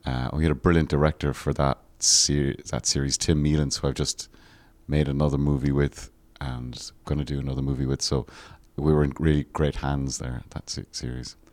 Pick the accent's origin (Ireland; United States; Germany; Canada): Ireland; growing up in Ireland